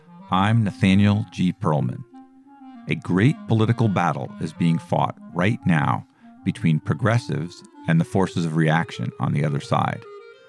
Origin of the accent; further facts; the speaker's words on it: Boulder, Colorado, United States; I grew up in Boulder in a very small Jewish community.